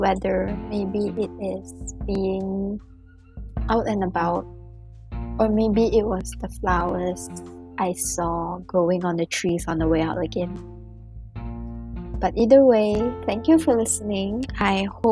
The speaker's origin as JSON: {"language": "English", "country": "Malaysia", "tie": "born or raised there", "moved": "as an adult", "lives_now": "China", "said": "growing up in Malaysia"}